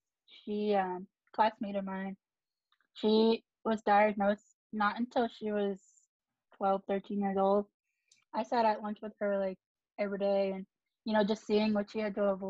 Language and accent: English; Pennsylvania, United States; I'm Lily's cousin, as she mentioned. And I'm from the East Coast. I don't know if anyone knows that, but I'm from Pennsylvania.